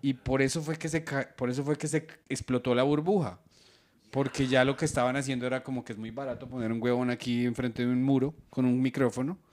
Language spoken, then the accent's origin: Spanish; Colombia; tenemos tradiciones como la colombiana de cuentería